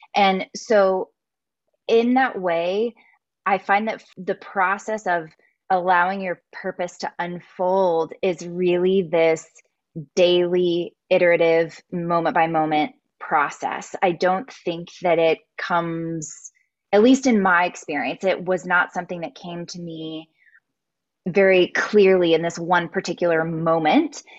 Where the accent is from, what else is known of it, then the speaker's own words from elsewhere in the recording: South Texas, United States; moved away as an adult; also born or lived in Dallas, Texas; now in Austin, United States; I grew up in South Texas